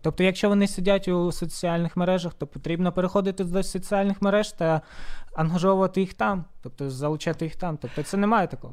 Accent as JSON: {"language": "Ukrainian", "town": "Horlivka", "region": "Donetsk Oblast", "country": "Ukraine", "moved": "yes", "lives_now": "Sloviansk, Ukraine", "said": "насправді я з Горлівки, але проживаю в Слов'янську більше чотирьох років вже"}